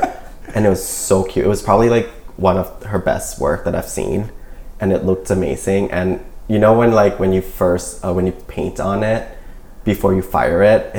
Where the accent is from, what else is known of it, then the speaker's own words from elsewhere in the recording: Pigeon, Michigan, United States; I was growing up in Pigeon.